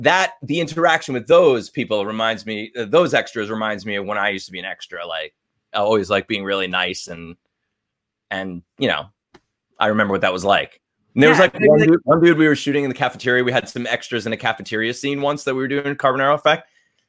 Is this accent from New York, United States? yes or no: yes; Long Island, New York, United States; accent: New York; like Chris Angel, from Long Island, magician, rock star. And I, as soon as I came to LA and with my little NYU accent, everybody wanted me to play like the New York Jersey Shore.